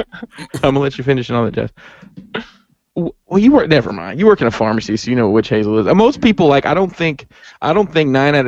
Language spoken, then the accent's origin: English; Alabama, United States; I'm from Alabama